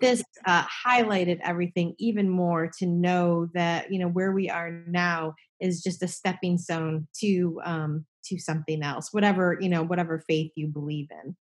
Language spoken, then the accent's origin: English; New Jersey, United States; I'm from New Jersey